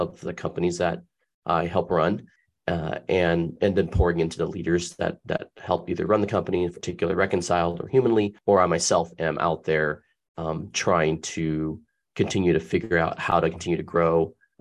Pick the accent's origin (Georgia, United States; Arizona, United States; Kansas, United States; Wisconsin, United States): Arizona, United States; Tempe; I was born and raised in Tempe, Arizona